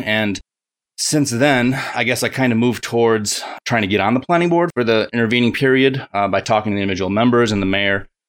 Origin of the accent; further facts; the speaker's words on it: Buffalo, New York, United States; moved away as an adult; also born or lived in Rochester, New York / Seattle, Washington; I grew up around Buffalo, New York